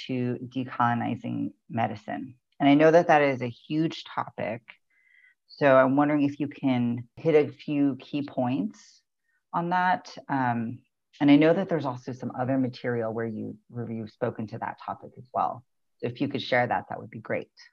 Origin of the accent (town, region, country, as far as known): United States; born or raised there; also born or lived in Baltimore, Maryland